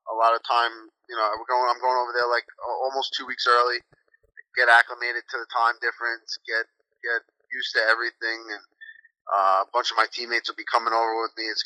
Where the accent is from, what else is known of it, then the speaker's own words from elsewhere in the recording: United States; I'm pretty Australian for an American.